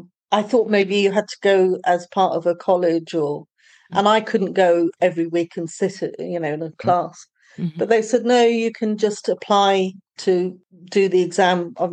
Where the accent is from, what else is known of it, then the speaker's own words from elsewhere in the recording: United Kingdom; accent: British; moved away as an adult; now in Portugal; my British accent.